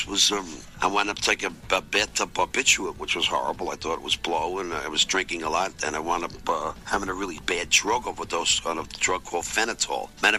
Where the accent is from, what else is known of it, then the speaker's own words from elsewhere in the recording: Berkeley, California, United States; also born or lived in Oakland, California; I'm from Berkeley, California, and from Oakland.